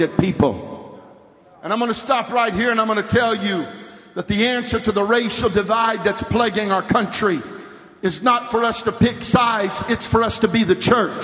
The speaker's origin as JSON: {"language": "English", "area": "50 miles south of San Francisco", "region": "California", "country": "United States", "tie": "born or raised there", "said": "I'm from California, and I was raised 50 miles south of San Francisco"}